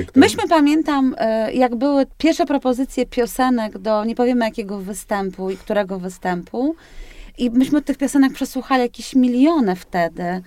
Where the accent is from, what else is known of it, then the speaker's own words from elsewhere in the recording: Tricity, Pomeranian Voivodeship, Poland; jestem z Trójmiasta